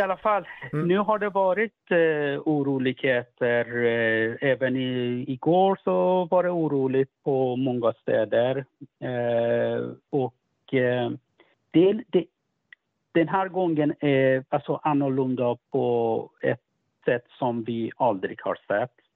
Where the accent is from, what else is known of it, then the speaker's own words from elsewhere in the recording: Sweden; jag kommer från Sverige